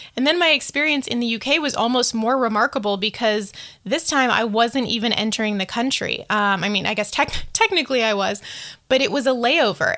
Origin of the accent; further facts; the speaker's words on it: United States; I'm speaking of all of this as an American